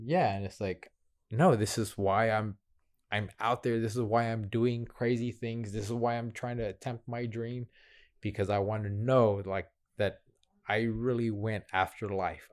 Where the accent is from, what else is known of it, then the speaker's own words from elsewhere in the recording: Houston, Texas, United States; I'm from Northside Houston